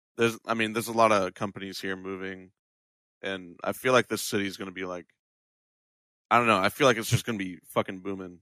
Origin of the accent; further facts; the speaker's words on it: Florida, United States; moved away as an adult; also born or lived in Ohio; now in Austin, United States; I've pretty much been raised in Florida. But I moved to Texas because, like, here in Austin, there's a bunch of content creators.